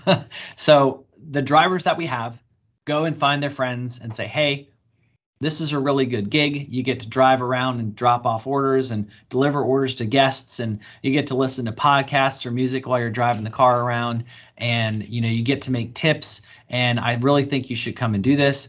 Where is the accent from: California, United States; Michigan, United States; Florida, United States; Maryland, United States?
Maryland, United States; Bowie; my hometown where I grew up here in Bowie, Maryland